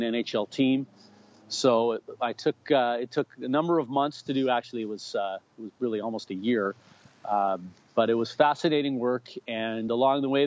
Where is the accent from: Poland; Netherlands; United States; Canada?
Canada; Winnipeg, Manitoba; born or raised there